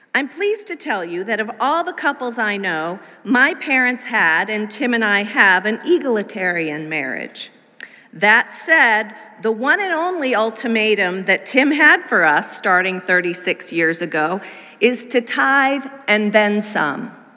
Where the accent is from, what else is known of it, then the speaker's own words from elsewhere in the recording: Massachusetts, United States; our little family with a toddler sized three month old moved to New England, where I grew up as a preacher's kid